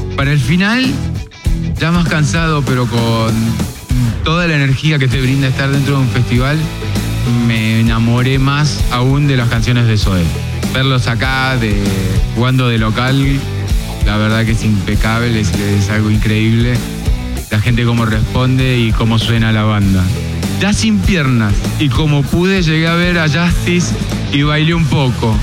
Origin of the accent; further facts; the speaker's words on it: Argentina; now in Mexico; Como buen argentino